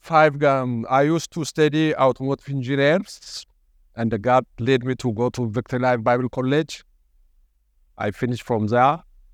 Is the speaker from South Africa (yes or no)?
no; Ethiopia; English is a second language; now in Australia; Maybe I mentioned last time I came from Ethiopia. I immigrated to this country in 2003. I couldn't speak any English.